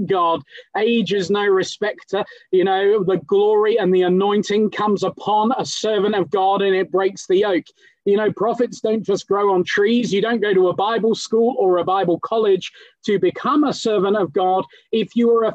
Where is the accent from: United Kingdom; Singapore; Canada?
United Kingdom; England; now in London, United Kingdom; I might be British, but I'm the son of a Kenyan preacher